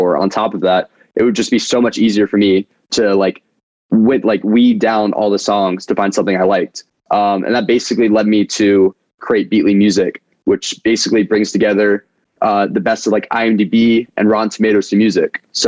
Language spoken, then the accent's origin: English; United States; And I was like, I'm from America.